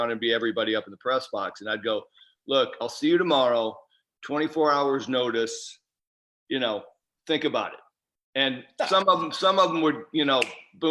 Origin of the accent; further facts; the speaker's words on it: Nebraska, United States; moved away as an adult; also born or lived in Baltimore; I grew up in Nebraska, but had moved to Baltimore early in my career